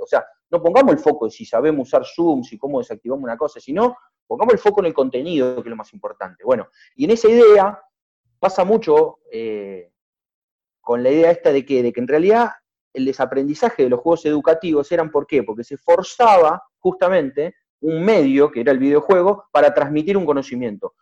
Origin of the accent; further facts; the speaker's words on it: Zapala, Neuquén, Argentina; moved away; also born or lived in Buenos Aires; yo soy neuquino, soy zapalino, en realidad soy un, porteño mentiroso